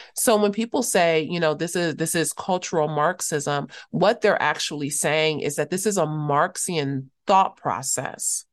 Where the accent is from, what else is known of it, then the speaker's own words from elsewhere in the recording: Los Angeles, California, United States; also born or lived in Cape Town, South Africa; I'm from Los Angeles